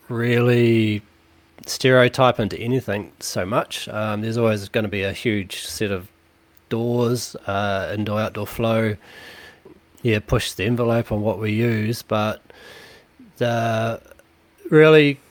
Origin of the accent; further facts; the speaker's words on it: New Plymouth, Taranaki, New Zealand; now in Auckland, New Zealand; I'm originally from Taranaki, New Plymouth